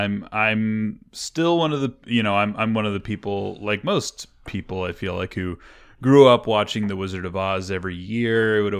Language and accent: English; Kansas City, Missouri, United States; now in California, United States; And I'm from the Midwest. I'm from Kansas City. So, you know, oh, we're not in Kansas anymore. That was always like a thing that I dealt with growing up after moving to California.